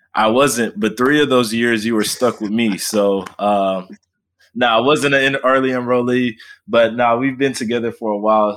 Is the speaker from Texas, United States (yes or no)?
yes; Fort Worth, Texas, United States; moved away as an adult; now in Oklahoma, United States; I am formerly from Fort Worth, Texas, uh, D F W area